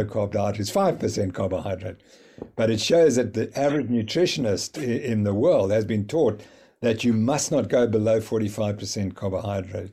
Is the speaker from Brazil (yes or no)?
no; South Africa; I'm from South Africa